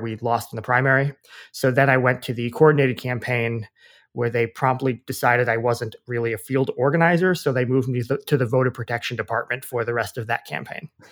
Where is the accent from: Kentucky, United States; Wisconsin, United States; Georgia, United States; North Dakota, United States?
Wisconsin, United States; moved away as an adult; also born or lived in Washington, D.C.; I grew up in Wisconsin